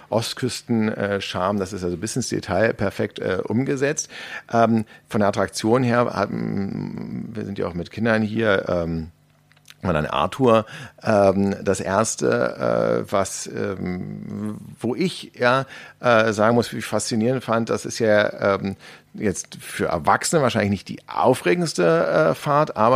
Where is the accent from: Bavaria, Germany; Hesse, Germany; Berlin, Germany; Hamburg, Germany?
Berlin, Germany; ich als Berliner, ja, bin ja jetzt mit Freizeitparks in meiner Umgebung nicht so wahnsinnig gesegnet.